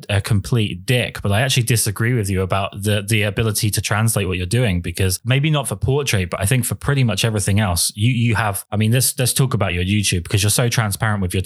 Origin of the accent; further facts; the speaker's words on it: England, United Kingdom; being English